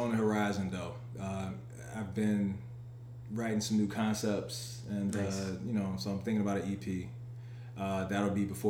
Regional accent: Chicago, Illinois, United States; life in Chicago, black kid, detectives, cops, you know, I grew up on the South Side

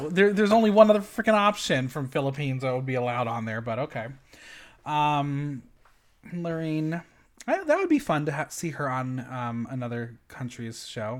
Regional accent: West Coast, United States; I'm from the West Coast area. It's a little easier.

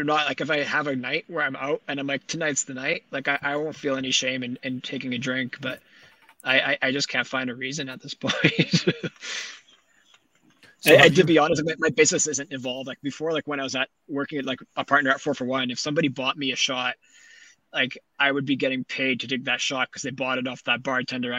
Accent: Winnipeg, Manitoba, Canada; also born or lived in Vancouver; when I was growing up, like my high school was all about volleyball. The city in general is more like hockey

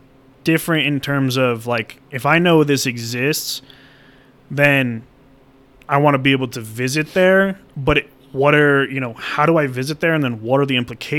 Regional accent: United States; as an American

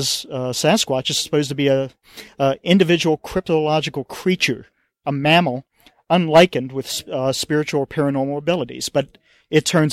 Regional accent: Maryland, United States; growing up in Maryland

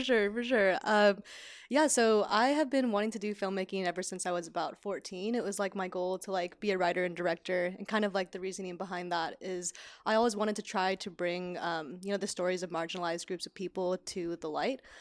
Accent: Sacramento, California, United States; moved away as an adult; now in Los Angeles, United States; even though I'm from California, being from Sacramento, Northern California

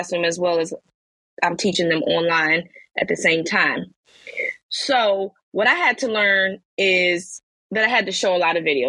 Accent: Virginia, United States; I'm from Virginia, so I started in Virginia as a substitute teaching

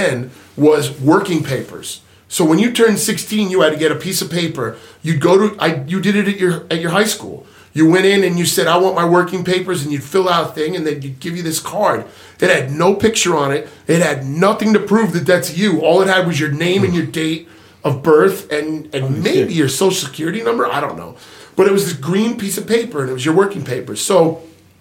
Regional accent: Long Island, New York, United States; when I was a kid growing up on Long Island

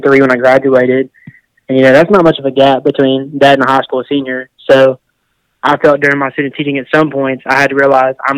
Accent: Arlington, Tennessee, United States; moved away as an adult; now in Clarksville, United States; I'm from the Memphis area, went to Arlington K through 12

